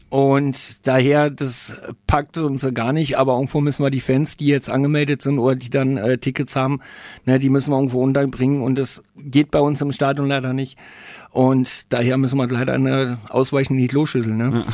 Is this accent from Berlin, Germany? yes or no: yes; Berlin, Germany; now in Nuremberg, Germany; ich komme selber aus Berlin, bin gebürtiger Berliner äh, Pankower.